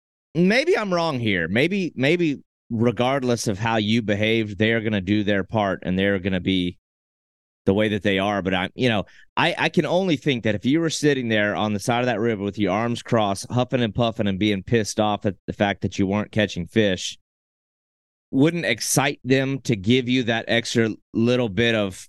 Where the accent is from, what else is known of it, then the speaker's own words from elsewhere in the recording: United States; we're from America